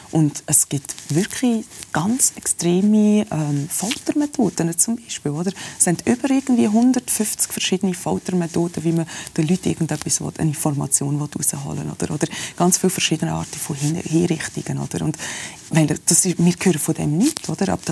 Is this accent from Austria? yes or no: no; Switzerland; born there; All die Privilegien, die ich da als Schweizer Iranerin habe, oder ich bin hier auf die Welt in der Schweiz, aber mit dem ganzen Background